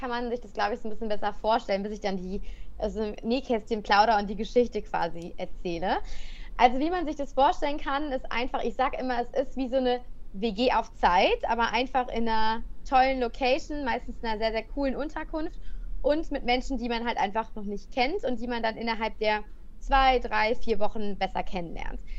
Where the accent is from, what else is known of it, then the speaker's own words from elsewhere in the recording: Cologne, North Rhine-Westphalia, Germany; moved away as an adult; ich ähm, ja, bin, sag ich immer, ein Kölsche Mädchen. Ich komme aus dem Rheinland.